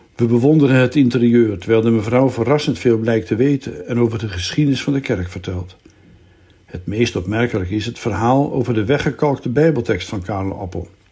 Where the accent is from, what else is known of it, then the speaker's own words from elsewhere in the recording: Zaandam, North Holland, Netherlands; moved away; in Zandam de buurt waar ik ben opgegroeid